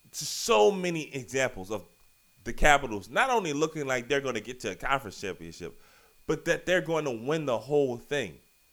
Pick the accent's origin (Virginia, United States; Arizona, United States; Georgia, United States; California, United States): Virginia, United States; Richmond; moved away; also born or lived in Portland; I grew up in Richmond, Virginia, lived out west for a while, lived out in Portland.